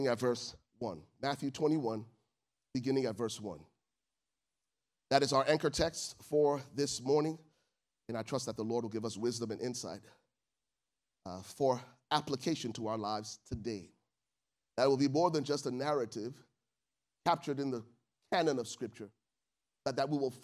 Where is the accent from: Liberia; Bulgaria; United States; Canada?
Liberia; moved away; I'm from Liberia